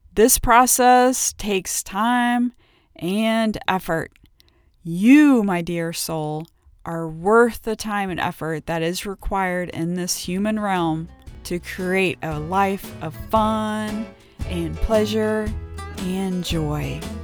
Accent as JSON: {"language": "English", "area": "outside of Cincinnati", "region": "Ohio", "country": "United States", "tie": "born or raised there", "said": "I grew up twenty miles outside of Cincinnati, Ohio"}